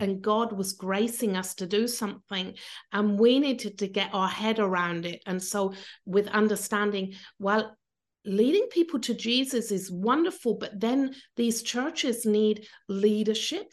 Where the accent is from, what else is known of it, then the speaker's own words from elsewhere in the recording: Cornwall, South West England, United Kingdom; moved away as an adult; now in Austria; I'm British, I come from Cornwall in England.